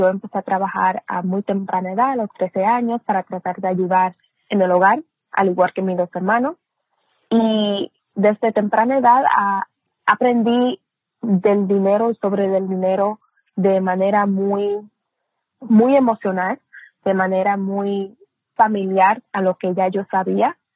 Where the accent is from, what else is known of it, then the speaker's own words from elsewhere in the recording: Dominican Republic; also born or lived in Puerto Rico / Brooklyn, New York; nací en Nueva York, en Brooklyn, Nueva York, pero me crié entre República Dominicana y Puerto Rico. Mi mamá es puertorriqueña, mi papá es dominicano